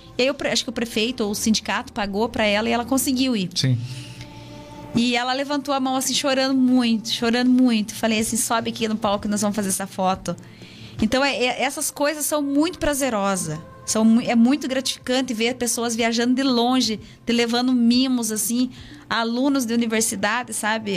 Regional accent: Castro, Paraná, Brazil; Eu nasci aqui em Castro, mas tá. fui criada lá, né? Sempre morei lá, lá na Paina

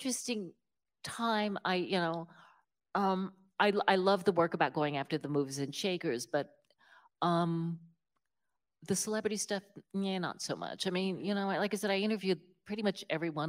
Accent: West Virginia, United States; also born or lived in New York City; now in Central Virginia, United States; I'm from West Virginia

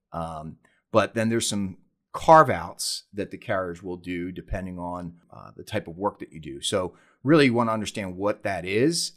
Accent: Philadelphia, Pennsylvania, United States; moved away as an adult; now in San Diego, United States; I was born and raised back on the East Coast in Philadelphia, Pennsylvania.

